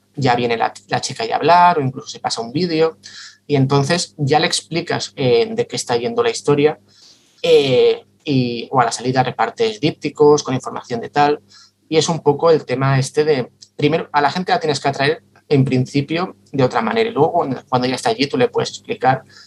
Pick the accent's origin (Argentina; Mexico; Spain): Spain; Santa Coloma de Gramenet, Catalonia; soy de, soy de Santa Coloma de Gramanet